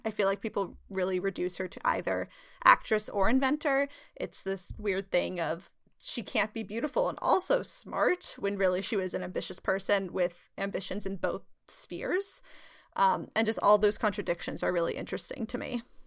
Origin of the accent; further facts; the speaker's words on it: Sacramento, California, United States; I'm from gold country. I'm from Sacramento